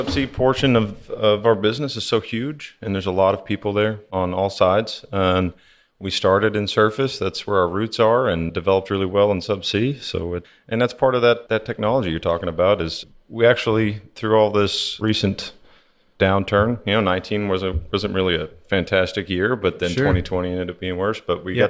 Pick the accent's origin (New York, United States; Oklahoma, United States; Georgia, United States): Oklahoma, United States; Oklahoma City; moved away; I'm originally from Oklahoma City, born and raised.